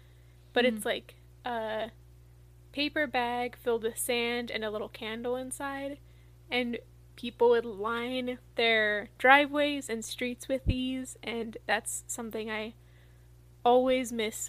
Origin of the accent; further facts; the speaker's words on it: New Mexico, United States; moved away; I grew up in New Mexico